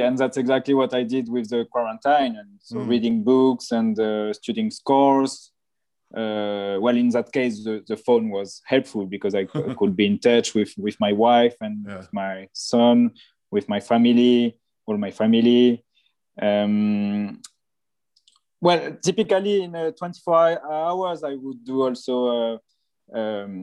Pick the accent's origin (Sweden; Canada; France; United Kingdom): France; Nice, Provence-Alpes-Côte d'Azur; I come from Nice, and I love to walk on the Promenade des Anglais